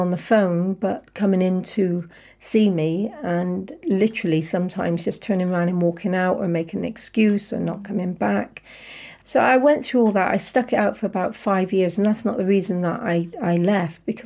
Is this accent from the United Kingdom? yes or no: yes; Bristol, South West England, United Kingdom; So I grew up in Nowhere West in the 60s